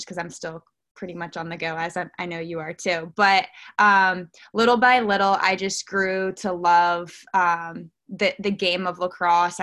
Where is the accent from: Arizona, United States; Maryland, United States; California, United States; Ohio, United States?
Maryland, United States; Baltimore; I am born and raised a Baltimore, Maryland girl